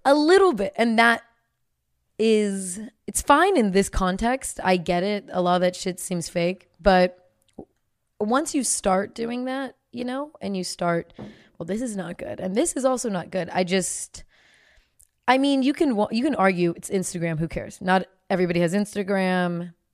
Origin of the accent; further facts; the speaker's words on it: Bay Area, California, United States; I'm from the Bay Area